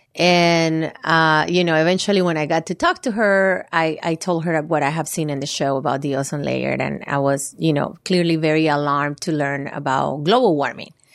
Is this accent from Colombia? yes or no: yes; Valle del Cauca, Colombia; moved away; I'm Colombian, and I was born and raised in Colombia. Uh, my family, we are from the southwest area of Colombia